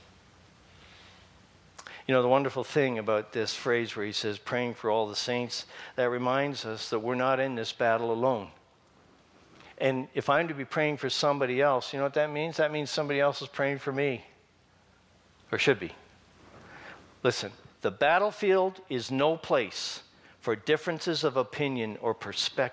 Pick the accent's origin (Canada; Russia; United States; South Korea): Canada; That's about as Canadian as I can get.